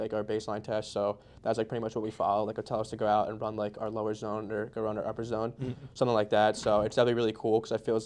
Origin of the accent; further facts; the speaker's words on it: Mercer County, New Jersey, United States; We're two from the Mercer County, both of us